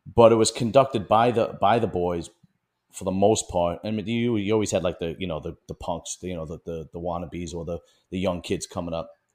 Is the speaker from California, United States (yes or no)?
no; New York City, New York, United States; I'm from Bensonhurst, Brooklyn, and that was, was at one point an all Italian neighborhood